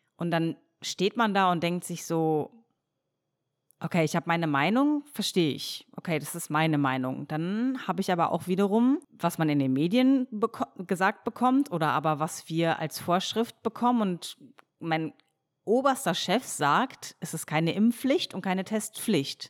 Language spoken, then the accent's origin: German; near Dortmund, North Rhine-Westphalia, Germany; moved away; also born or lived in Cologne; als ich damals aus meiner Heimatstadt in der Nähe von Dortmund nach Köln gezogen bin